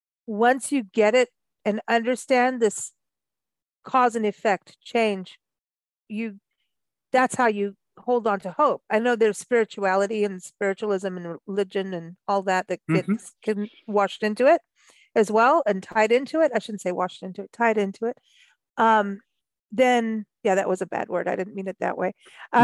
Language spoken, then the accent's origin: English; Kenya; also born or lived in South Africa / Mexico; growing up in Kenya and then South Africa and then living in Mexico